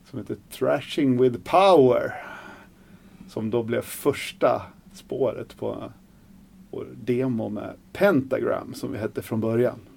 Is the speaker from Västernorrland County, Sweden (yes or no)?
no; Surahammar, Västmanland, Sweden; also born or lived in Hallstahammar; Jag är från Surahammar